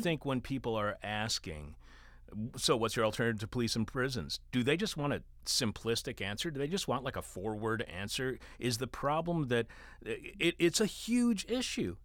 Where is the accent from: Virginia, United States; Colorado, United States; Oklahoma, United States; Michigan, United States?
Michigan, United States; Detroit; I was born in Detroit over on Six Mile and, uh, Mac